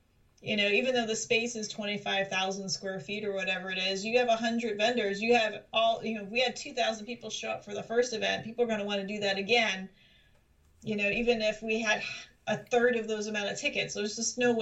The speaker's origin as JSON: {"language": "English", "town": "Philadelphia", "region": "Pennsylvania", "country": "United States", "also_born_or_lived": "South Jersey / Pacific Northwest", "moved": "yes", "lives_now": "Rhode Island, United States", "said": "I'm originally from Philadelphia and South Jersey, which is south of here"}